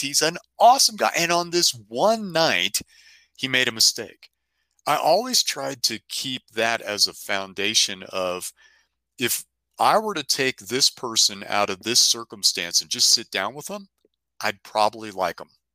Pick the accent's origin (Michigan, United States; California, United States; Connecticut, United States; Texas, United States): California, United States; San Francisco; moved away; I grew up in San Francisco